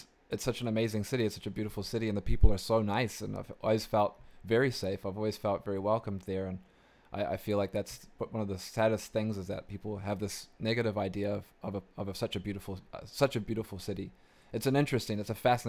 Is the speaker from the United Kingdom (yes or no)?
no; New Zealand; moved away; I'm originally from New Zealand